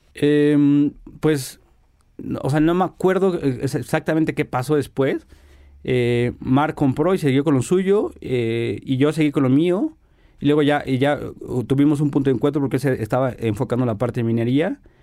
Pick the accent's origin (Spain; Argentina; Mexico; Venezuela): Mexico; como buen mexicano